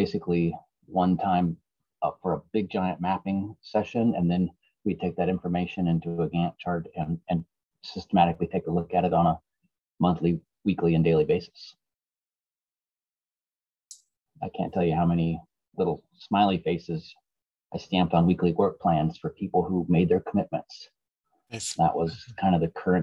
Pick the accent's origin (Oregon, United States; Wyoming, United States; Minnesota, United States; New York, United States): Oregon, United States; outside of Portland; I grew up outside of Portland here in a small farming town.